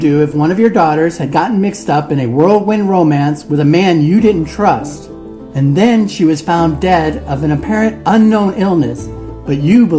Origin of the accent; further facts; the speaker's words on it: Ohio, United States; moved away; I'm originally from Ohio, so I've been to West Virginia a couple of times